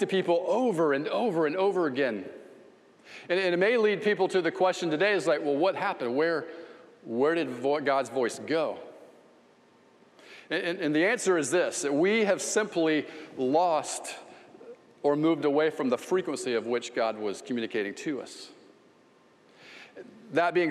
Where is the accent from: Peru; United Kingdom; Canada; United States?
United States; Ocala, Florida; Southeast 11th Street, little street in Ocala, Florida, and I grew up there.